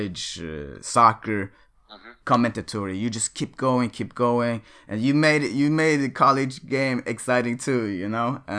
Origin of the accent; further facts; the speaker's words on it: Sweden; now in United States; growing up in Sweden